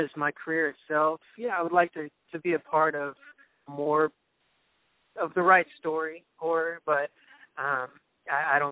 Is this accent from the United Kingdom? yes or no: no; Dallas, Texas, United States; accent: southern; It's a very country part, suburb of Dallas.